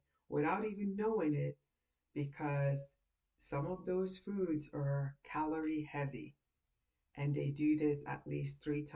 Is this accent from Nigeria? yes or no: yes; Nigeria; I'm Nigerian.